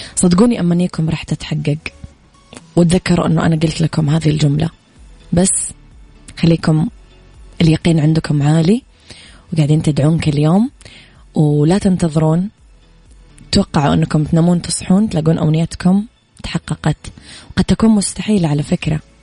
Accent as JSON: {"language": "Arabic", "town": "Mecca", "region": "Makkah Province", "country": "Saudi Arabia", "said": "أنا كمان من مكة"}